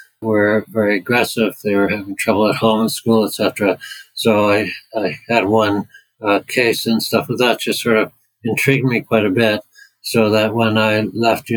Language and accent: English; Canada; moved away as an adult; now in United Kingdom; I'm from Canada